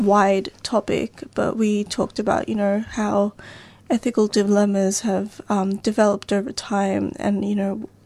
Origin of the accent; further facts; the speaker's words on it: Melbourne, Victoria, Australia; I've grown up here for most of my life, but I can't say I'm ever used to the Melbourne weather